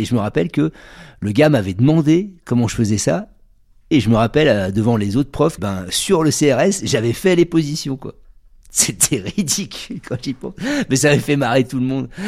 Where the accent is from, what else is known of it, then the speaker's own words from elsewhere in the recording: Bordeaux, Nouvelle-Aquitaine, France; je suis originaire de Bordeaux